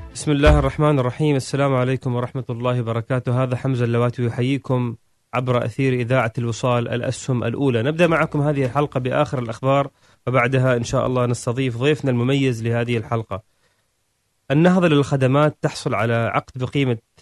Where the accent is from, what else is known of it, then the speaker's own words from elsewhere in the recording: Oman; نحن عندنا في عمان